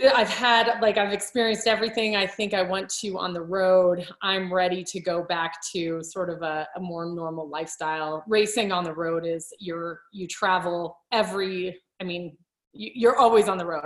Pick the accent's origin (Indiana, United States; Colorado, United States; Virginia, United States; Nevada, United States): Colorado, United States; moved away as an adult; also born or lived in England; i wanted to return to my home state i grew up in colorado